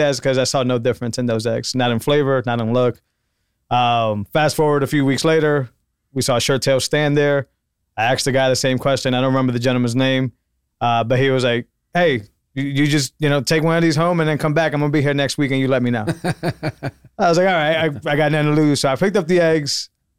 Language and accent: English; Massachusetts, United States; That was something, I'm from Massachusetts. That was something up there that, it wasn't impossible to find, but you weren't really just going to drive down the street and get it.